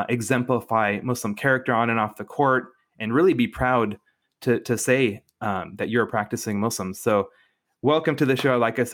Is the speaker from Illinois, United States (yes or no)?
no; Spokane, Washington, United States; I grew up in Spokane, Washington. My dad is a professor at Gonzaga.